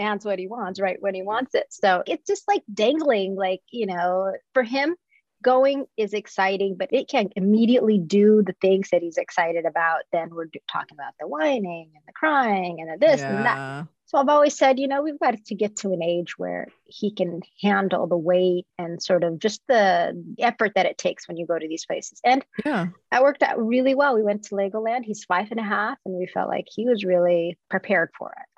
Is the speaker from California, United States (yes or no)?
yes; Southern California, United States; I'm from Southern California. In large part, with my childhood was here